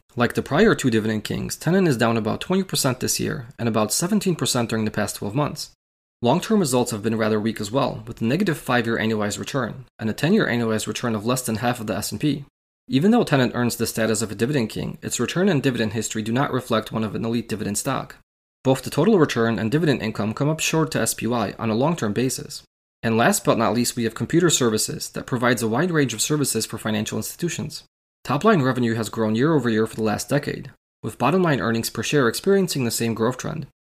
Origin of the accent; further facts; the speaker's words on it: Illinois, United States; my home state of Illinois